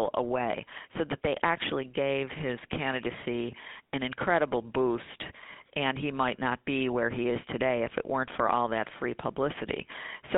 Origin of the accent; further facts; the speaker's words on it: Buffalo, New York, United States; moved away as an adult; also born or lived in Lackawanna, New York; now in Washington, D.C., United States; growing up in the Buffalo area